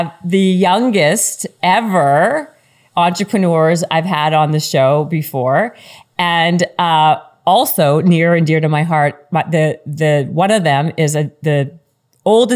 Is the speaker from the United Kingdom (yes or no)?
no; Canada; I'm Canadian